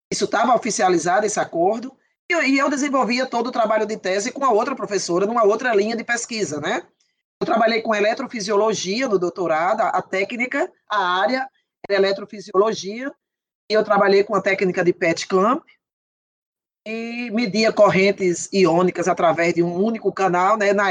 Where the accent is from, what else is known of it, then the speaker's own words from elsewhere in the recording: Northeast Region, Brazil; eles têm uma, uma ideia de que nós que somos do Nordeste, nós não temos cérebro e que nós não temos sinapses, nós não podemos ter